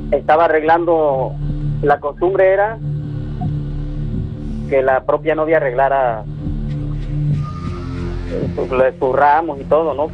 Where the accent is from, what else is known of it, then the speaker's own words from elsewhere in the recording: Zempoala, Veracruz, Mexico; Yo soy originario de Zempoala, donde están las ruinas.